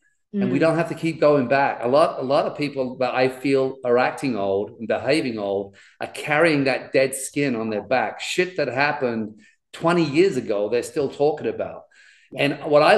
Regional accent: London, United Kingdom; I grew up in the East End of London, which is a really tough part of England

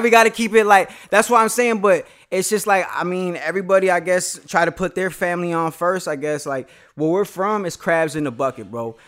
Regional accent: Aurora, Colorado, United States; I grew up on the West Side and then I moved to the East Side.

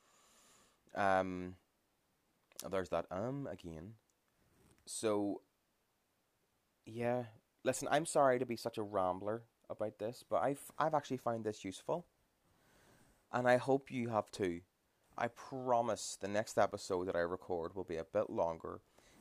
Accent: Ireland; as Irish people

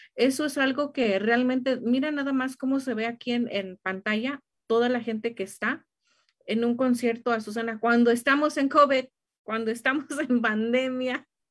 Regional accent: Mexico; para nosotros como mexicanos

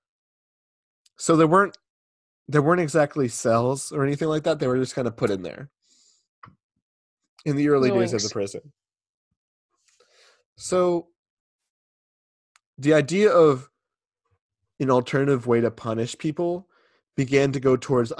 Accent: Massachusetts, United States; I'm from Massachusetts

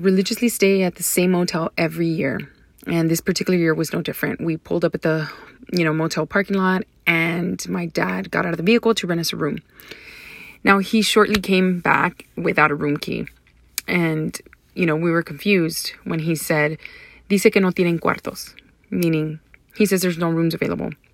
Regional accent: Deep South Texas, United States; moved away as an adult; now in San Antonio, United States; I grew up in Deep South Texas, which is predominantly Hispanic, um, culture.

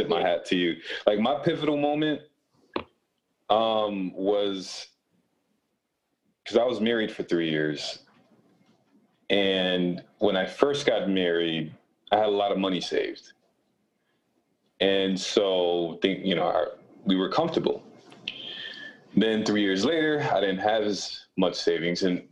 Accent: Rochester, New York, United States; also born or lived in Buffalo, New York; I was born and raised in Rochester, New York.

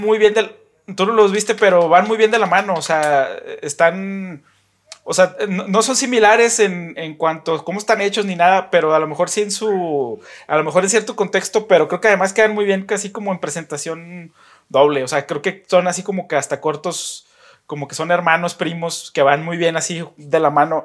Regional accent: Saltillo, Coahuila, Mexico; la gente que somos de acá de Saltillo

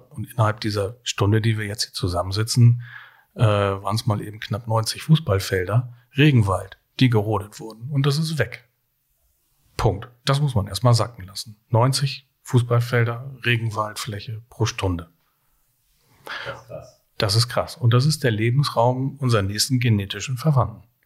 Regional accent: Hamburg, Germany; was äh, vielleicht typisch für meinen Beruf als Hamburger Kaffeekaufmann ist.

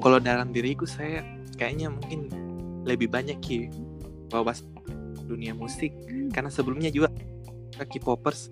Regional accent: Java, Indonesia; saya Jawa

